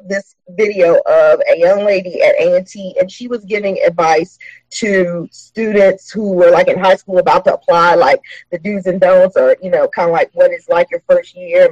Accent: Hampton, Virginia, United States; I grew up in Hampton, less than 5 minutes from Langley Air Force Base

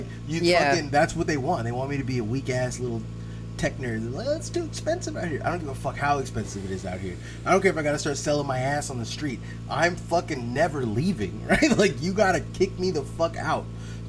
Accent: the Bay Area, California, United States; I lived all over the Bay, so, you know, just like I'm from the Bay.

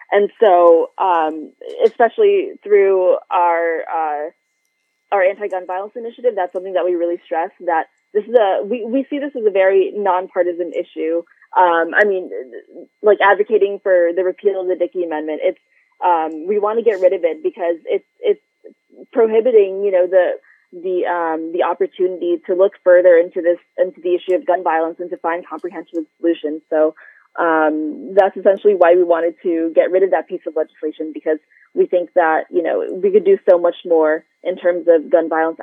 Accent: Philippines; now in United States; my positionality here in this country as a Filipino immigrant

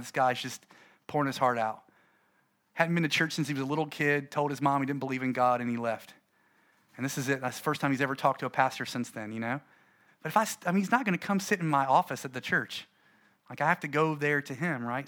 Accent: United States; I'm American

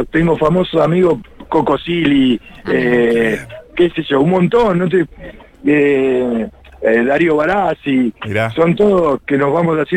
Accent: La Plata, Buenos Aires Province, Argentina; also born or lived in Cariló / Pinamar; yo no me quedo a vivir acá en, Cariló. Yo soy de La Plata ah. y cuando termina la temporada me vuelvo para el lugar donde vivo yo.

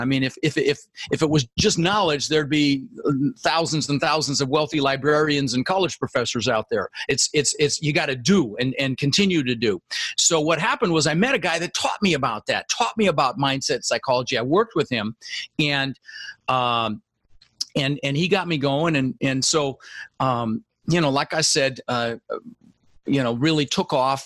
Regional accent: Denver, Colorado, United States; English is a second language; also born or lived in Netherlands; I immigrated from the Netherlands when I was 6 years old. Um, with my brother Albert, my mother's Vancha. Uh, we ended up in Denver, Colorado where I I lived for the next 30 years.

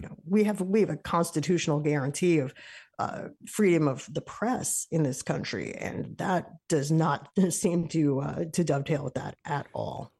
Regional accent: New York, United States; now in Massachusetts, United States; I'm a New Yorker.

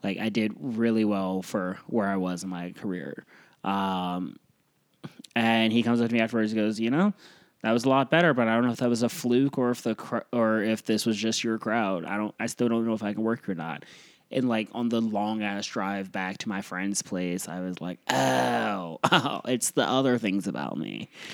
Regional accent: Iowa, United States; moved away; also born or lived in Florida / New York City / Midwest; I was from Iowa

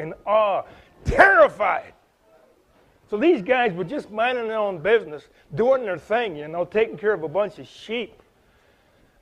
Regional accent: Chatham, Ontario, Canada; moved away; I'm here from Chatham, Ontario, so I'm like 2,500 miles away from my place of origin

